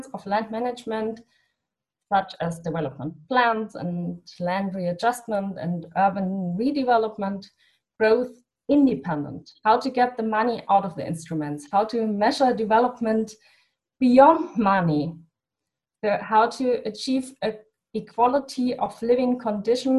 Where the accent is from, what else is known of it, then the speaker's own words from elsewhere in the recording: Germany; in my home country, in my hometown, it's not a town